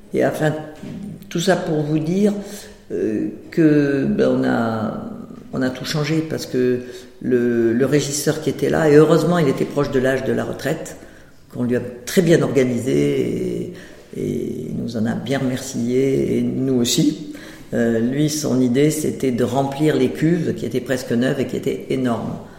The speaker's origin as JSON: {"language": "French", "region": "Provence-Alpes-Côte d'Azur", "country": "France", "moved": "yes", "said": "j'étais de Provence"}